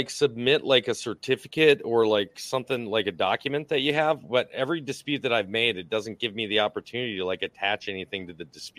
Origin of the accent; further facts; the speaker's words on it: Minnesota, United States; I'm 47 old. I'm not stupid. Like I grew up in Minnesota's public school.